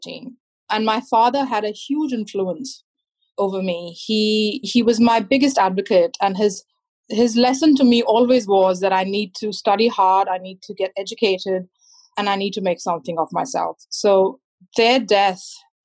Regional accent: India; also born or lived in New Zealand; now in Australia; I was born in India. I grew up there.

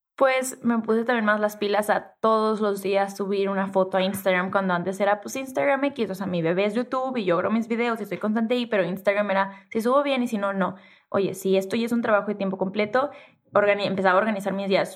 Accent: Tijuana, Baja California, Mexico; accent: norteña, pocha; yo soy norteña y crecí en Tijuana y soy de frontera y hablo súper pocha

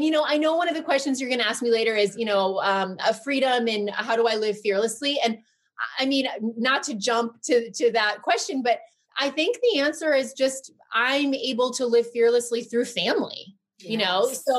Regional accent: Connecticut, United States; moved away as an adult; also born or lived in New York City; now in California, United States; I'm from Connecticut. We always go to my parents' house.

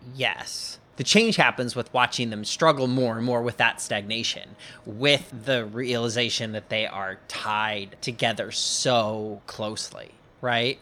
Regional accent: Bellevue, Washington, United States; moved away; Ian and I are from the same hometown. We're both from Bellevue, Washington

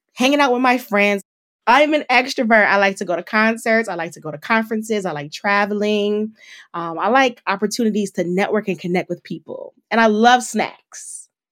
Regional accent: Detroit, Michigan, United States; My hometown is Detroit, Michigan, so shout out to the three one three

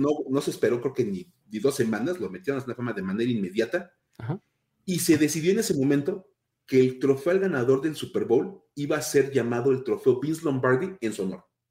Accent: Mexico; somos, somos mexicanos y en México que estamos celebrando el Día de Muertos

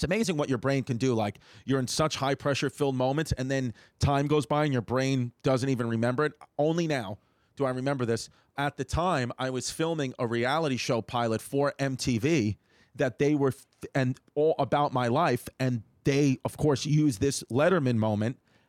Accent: New York City, New York, United States; I grew up on Seneca Avenue in Ridgewood

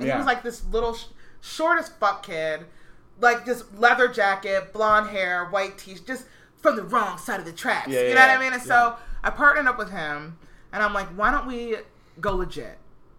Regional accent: Herndon, Virginia, United States; I grew up in Fairfax County in fucking Herndon, Virginia.

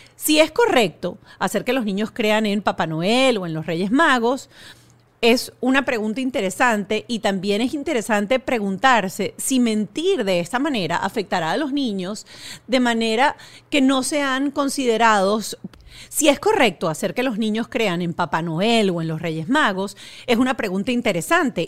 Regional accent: Venezuela; yo como venezolana

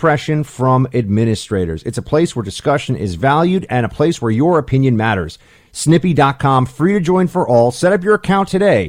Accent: New York, United States; as a New Yorker

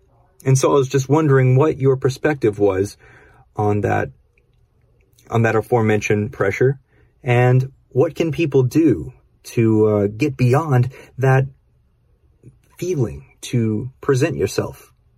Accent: Los Angeles, California, United States; Hey there … I'm from Los Angeles.

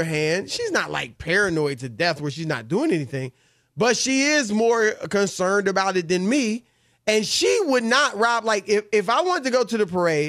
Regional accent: Midwest, United States; When I was a kid growing up in the Midwest, the Rams were the L.A. Rams.

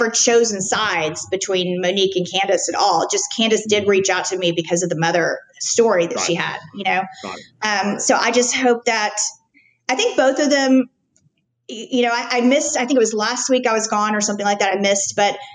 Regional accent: Highland Park, Texas, United States; also born or lived in Washington; was born in Highland Park, not Fair Park

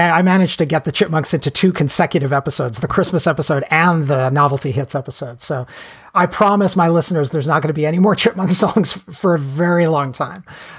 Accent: New York City, New York, United States; throughout my life, growing up in New York City, where … was very popular, I've met … haters and worshipers.

